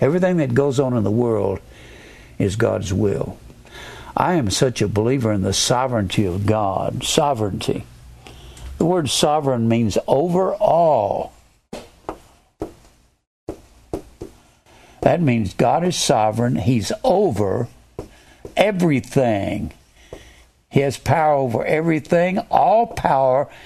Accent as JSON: {"language": "English", "town": "Dallas", "region": "Texas", "country": "United States", "tie": "born or raised there", "said": "I was born in Dallas"}